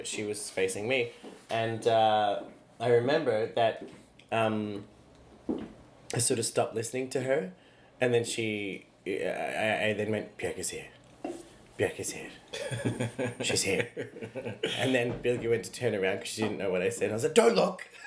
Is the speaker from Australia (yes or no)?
yes; Australia; I am an Australian.